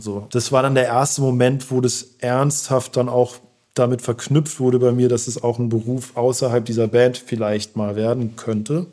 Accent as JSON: {"language": "German", "town": "Heidelberg", "region": "Baden-Württemberg", "country": "Germany", "moved": "yes", "lives_now": "Berlin, Germany", "said": "ich komme aus Heidelberg"}